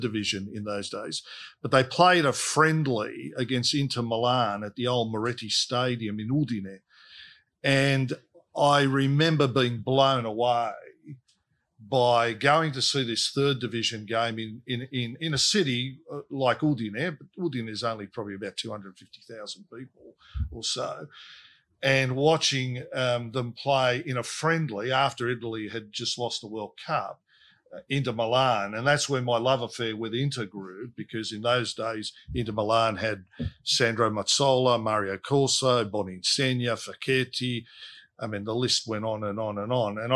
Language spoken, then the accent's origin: English; Sydney, New South Wales, Australia; I grew up in Fairfield